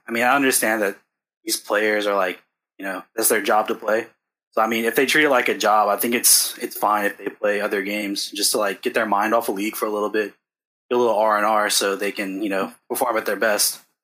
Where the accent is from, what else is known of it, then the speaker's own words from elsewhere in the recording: New Orleans, Louisiana, United States; I'm from New Orleans